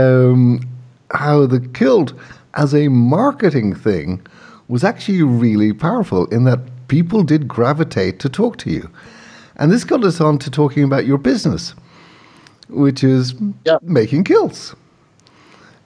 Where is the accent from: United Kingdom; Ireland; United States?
Ireland; I'm Irish